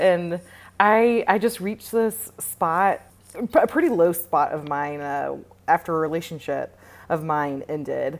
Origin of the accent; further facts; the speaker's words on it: Tennessee, United States; moved away as an adult; now in Austin, United States; I currently live in Austin, Texas. I'm originally from Tennessee